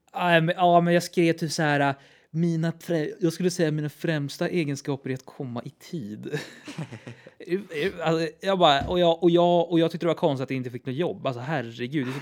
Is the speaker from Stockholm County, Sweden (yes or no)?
yes; Täby, Stockholm County, Sweden; det hus där jag växte upp i Täby